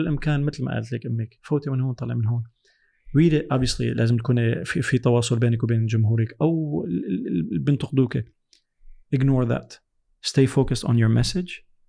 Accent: France; also born or lived in United States; انا ربيت بفرنسا

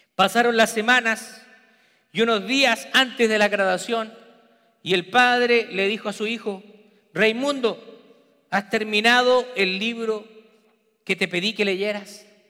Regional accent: Peru; also born or lived in Memphis, Tennessee / Texas; now in United States

